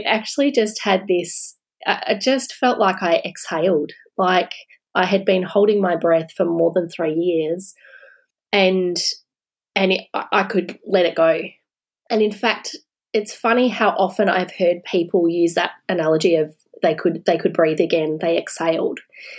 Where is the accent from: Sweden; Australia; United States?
Australia; a sense of pride again, actually, about being an Australian.